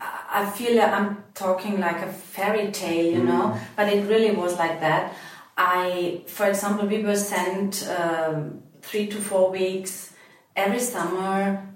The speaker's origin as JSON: {"language": "English", "country": "Austria", "tie": "born or raised there", "second_language": "English", "said": "Actually, where I grew up, we have a very long tradition of using herbs for different products, you know."}